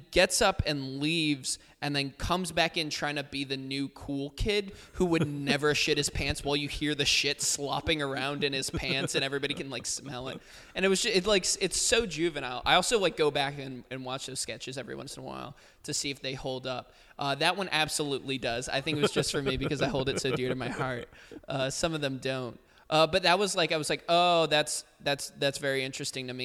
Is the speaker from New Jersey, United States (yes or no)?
yes; New Jersey, United States; I grew up in New Jersey